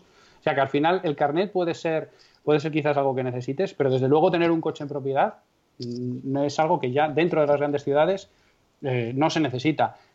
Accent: Castrejón de Trabancos, Castile and León, Spain; born or raised there

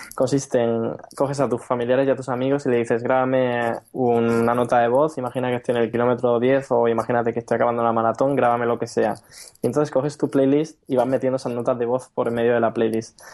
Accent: Region of Murcia, Spain; accent: Murcian; moved away as an adult; also born or lived in Valencia / Barcelona; now in Berlin, Germany; yo, para quien no lo haya notado en mi acento, soy murciano

